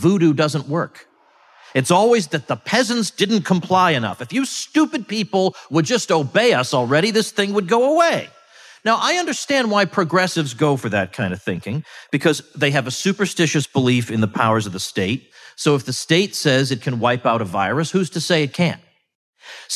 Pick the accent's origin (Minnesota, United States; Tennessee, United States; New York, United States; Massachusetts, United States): Massachusetts, United States; moved away; Massachusetts, my home state, recently, I don't live there anymore